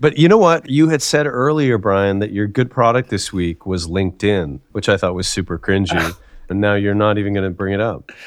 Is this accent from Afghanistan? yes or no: no; Canada; I'm Canadian